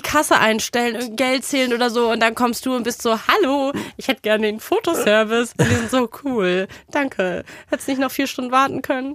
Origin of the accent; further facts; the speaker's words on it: Berlin, Germany; als Berlinerin